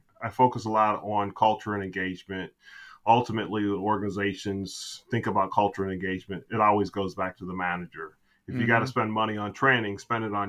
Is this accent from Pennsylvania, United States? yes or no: no; Chicago, Illinois, United States; also born or lived in Germany; I grew up in the Chicago area